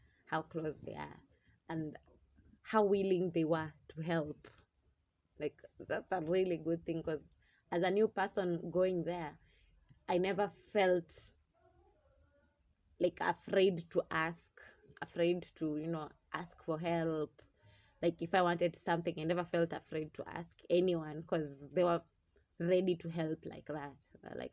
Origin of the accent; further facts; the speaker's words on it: Mombasa, Mombasa County, Kenya; also born or lived in Kisumu; now in Nairobi, Kenya; I'm originally from Mombasa